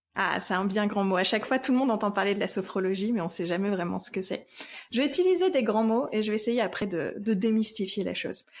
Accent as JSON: {"language": "French", "town": "Lille", "region": "Hauts-de-France", "country": "France", "said": "je viens de Lille"}